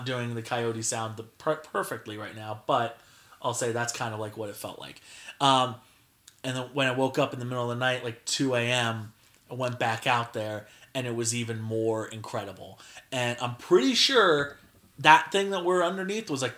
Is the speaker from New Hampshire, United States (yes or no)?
no; New Jersey, United States; New Jersey